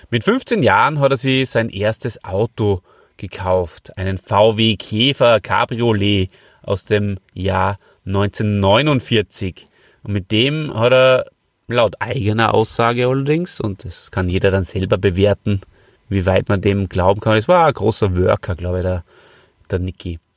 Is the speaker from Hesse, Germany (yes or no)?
no; Hof, Bavaria, Germany; Ich komme ja ähm, aus Hof, da hat es ja schon geschnieben.